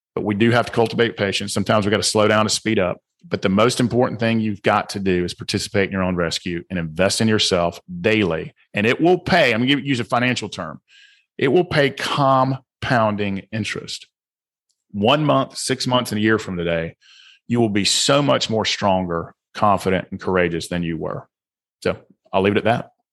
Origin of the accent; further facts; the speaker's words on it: the South, United States; accent: southern; also born or lived in Georgia; my southern accent